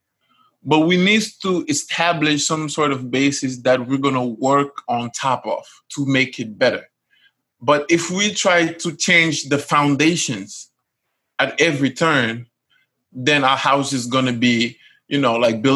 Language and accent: English; Casamance, Senegal; I'm from Casamance